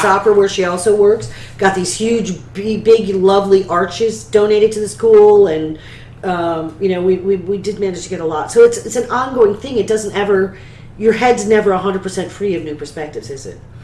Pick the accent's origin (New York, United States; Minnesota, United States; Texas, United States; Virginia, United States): New York, United States; central; starting my my theatrical career at the age of eight in a professional children's theater company in my hometown in central New York